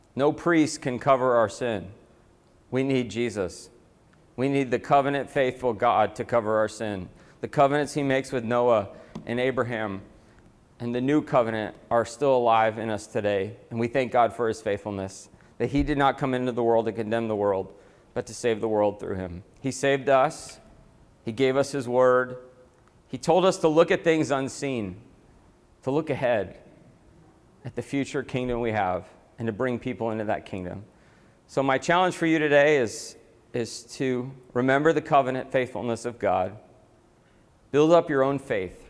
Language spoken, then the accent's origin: English; Atlanta, Georgia, United States; moved away as an adult; also born or lived in Boston; I'm from Atlanta